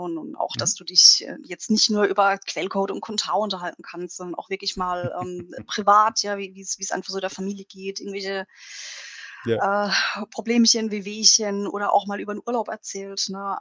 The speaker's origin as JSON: {"language": "German", "town": "Bruchsal", "region": "Baden-Württemberg", "country": "Germany", "said": "ich komme ja aus, aus Bruchsal, das ist in der Nähe von Karlsruhe."}